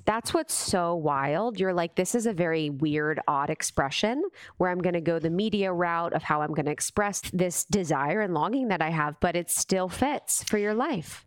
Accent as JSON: {"language": "English", "region": "Ohio", "country": "United States", "tie": "born or raised there", "said": "I grew up in Ohio"}